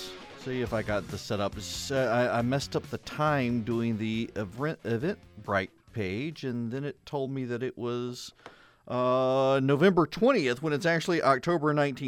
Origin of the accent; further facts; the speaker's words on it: Dubai, United Arab Emirates; Which is the way I grew up in Scouts in Dubai.